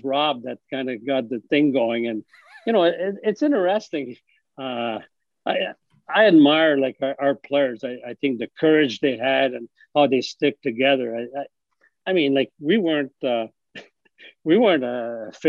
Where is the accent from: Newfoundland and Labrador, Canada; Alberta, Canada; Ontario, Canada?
Ontario, Canada; Ottawa; it's my hometown